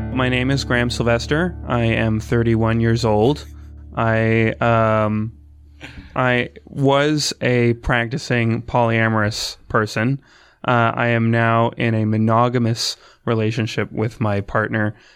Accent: Emeryville, Ontario, Canada; I'm from Essex County. I live, grew up in a small town called Emeryville

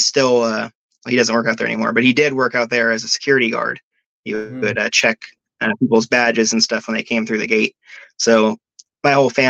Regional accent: Manteca, California, United States; also born or lived in Tracy, California; I grew up in Manteca, California, but I was born in Tracy, but I only lived there for like 2 months and we moved to Manteca.

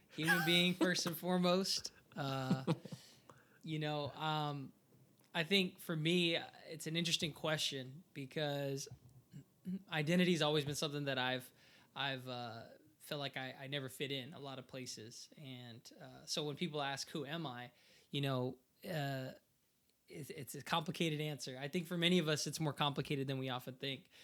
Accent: Portland, Oregon, United States; I was born here in Portland, Oregon. Like, I've only lived in the United States

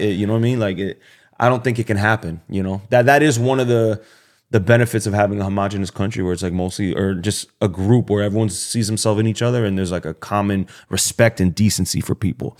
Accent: Miami, Florida, United States; I'm from Miami

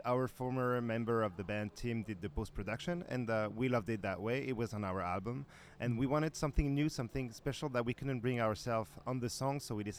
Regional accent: French part of Switzerland, Romandy, Switzerland; moved away as an adult; now in Paris, France; we're from the French part of Switzerland and now living in Paris.

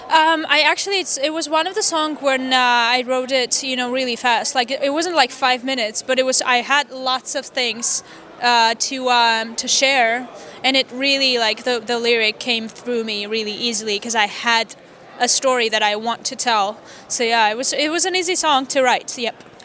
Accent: Vanadzor, Lori, Armenia; English is a second language; also born or lived in Wisconsin, United States; I'm from Vanadzor. It's a small town.

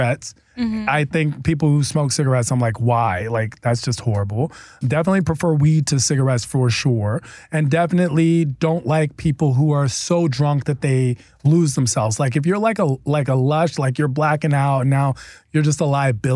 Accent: East Coast, United States; I'm from the East Coast

